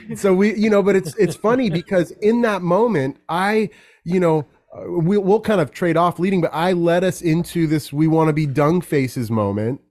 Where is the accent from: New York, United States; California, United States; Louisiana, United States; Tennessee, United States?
California, United States; Carmel; born and raised in California. I grew up in a very unique place called Carmel